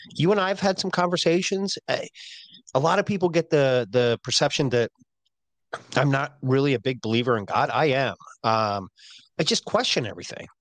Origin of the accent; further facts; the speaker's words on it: Pennsylvania, United States; I'm from Pennsylvania